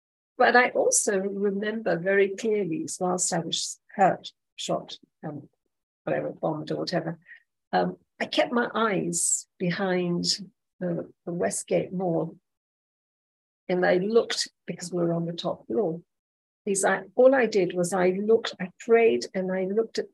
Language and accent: English; Nanyuki, Laikipia County, Kenya; I grew up in Nanyuki